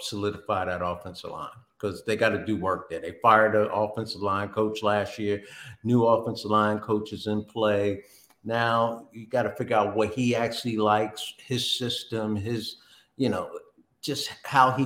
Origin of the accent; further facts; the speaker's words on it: Linden, New Jersey, United States; now in Miami, United States; I grew up in Linden, New Jersey.